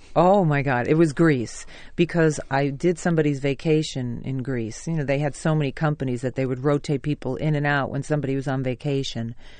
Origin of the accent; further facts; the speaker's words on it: New York City, New York, United States; also born or lived in Staten Island / Manhattan; I was born in Brooklyn and we lived there till I was 15. And then we moved to Staten Island